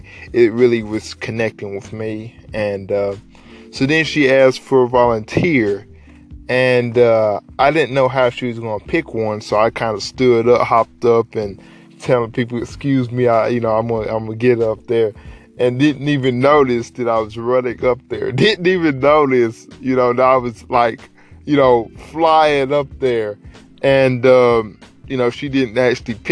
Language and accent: English; Dalton, Georgia, United States; In high school, I'm from Dalton. Shout out to the Carville capital of the world.